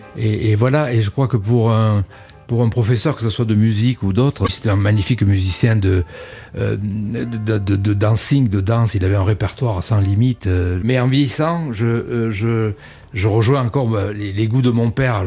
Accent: Cannes, Provence-Alpes-Côte d'Azur, France; moved away as an adult; also born or lived in Paris; now in Nice, France; je suis né à Cannes, euh, mais j'ai vécu 20 ans euh, dans la région. Et je suis monté à Paris à partir des années 70

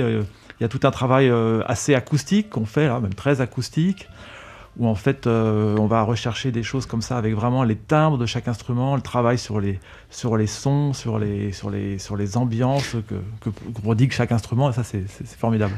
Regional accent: France; j'ai grandi en France, je suis né en France.

